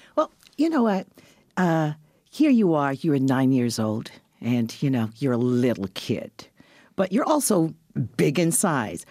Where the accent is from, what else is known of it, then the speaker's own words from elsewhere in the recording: Barbados; now in Canada; I was a kid who was born in this country, went to school in Barbados.